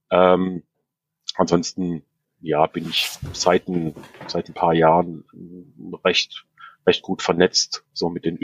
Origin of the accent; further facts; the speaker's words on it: Upper Swabia, Baden-Württemberg, Germany; moved away; Ich komme ursprünglich aus Oberschwaben, aus der Heimatstadt vom Mario.